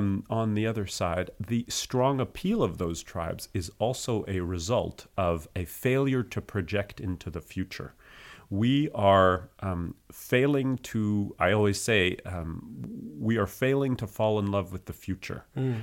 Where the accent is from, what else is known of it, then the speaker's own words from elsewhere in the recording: United States; also born or lived in France; I am both American and French, which doesn't make me Canadian, which I get a lot. Sometimes I say, like, oh, I'm half French